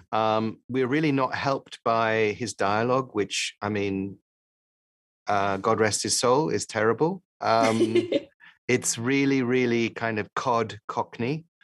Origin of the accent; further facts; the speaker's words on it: Paris, Île-de-France, France; also born or lived in London, United Kingdom; I grew up partly in Paris and partly in London.